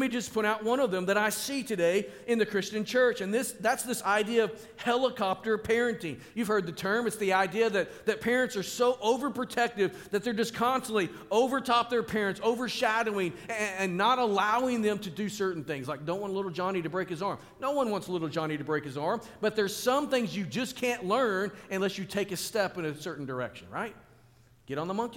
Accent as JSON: {"language": "English", "town": "Springdale", "region": "Arkansas", "country": "United States", "tie": "born or raised there", "said": "we lived in an apartment complex on the north end of my hometown, Springdale"}